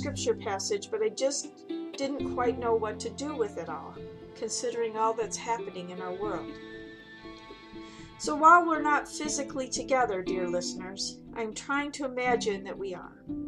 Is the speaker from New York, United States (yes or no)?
no; Michigan, United States; as a good Michigander